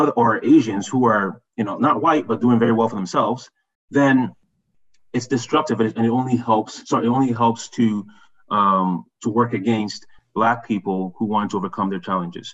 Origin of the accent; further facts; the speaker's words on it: Ghana; also born or lived in Montreal, Canada; now in Canada; And we're from Ghana.